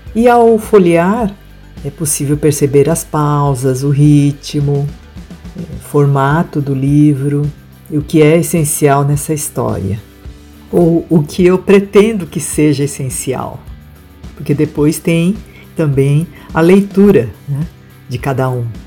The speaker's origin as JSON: {"language": "Portuguese", "area": "Asahi farm", "region": "interior of São Paulo", "country": "Brazil", "tie": "born or raised there", "first_language": "Japanese", "second_language": "Portuguese", "said": "O sítio onde eu nasci e cresci ficava longe da cidade"}